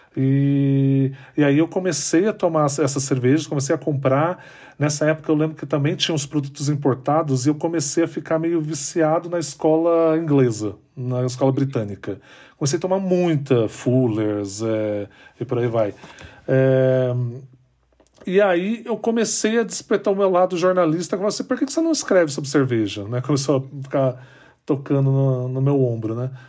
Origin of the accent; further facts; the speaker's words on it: São José dos Campos, São Paulo, Brazil; Eu, eu nasci em São José dos Campos, eu não nasci em São Paulo